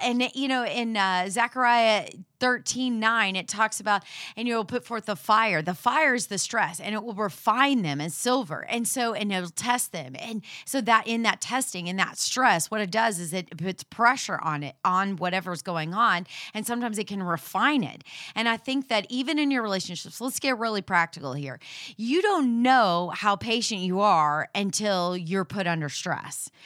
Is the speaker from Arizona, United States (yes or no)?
no; Houston, Texas, United States; we're from Houston